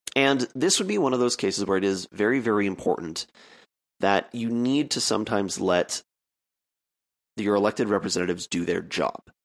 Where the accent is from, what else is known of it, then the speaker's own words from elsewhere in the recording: Canada; as a Canadian